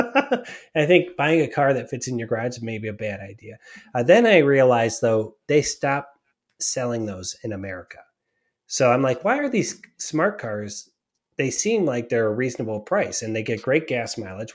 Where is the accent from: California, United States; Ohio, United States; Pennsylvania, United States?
Ohio, United States; Cleveland; I grew up in Cleveland